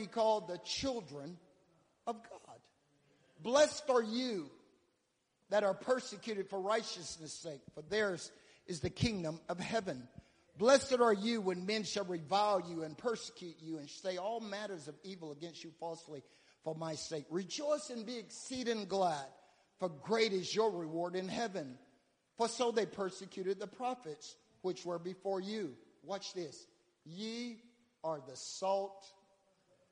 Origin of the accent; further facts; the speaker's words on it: the South, United States; I grew up in the South, and we kill hogs and all that stuff